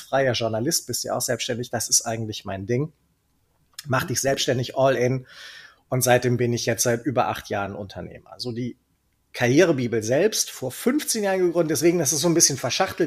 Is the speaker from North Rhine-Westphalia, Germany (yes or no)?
yes; Cologne, North Rhine-Westphalia, Germany; accent: Kölsch; also born or lived in Nuremberg; ich bin komplett sozialisiert und aufgewachsen in Köln